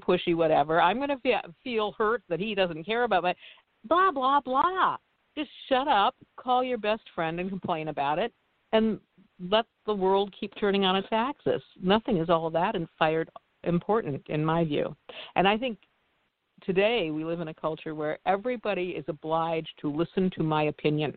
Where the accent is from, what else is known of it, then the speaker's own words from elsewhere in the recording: Midwest, United States; I grew up in the Midwest. I grew up at a cornfield, and we farmers